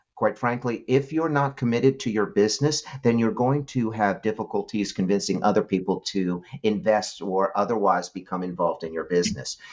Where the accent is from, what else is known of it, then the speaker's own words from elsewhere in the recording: New York City, New York, United States; I grew up in New York City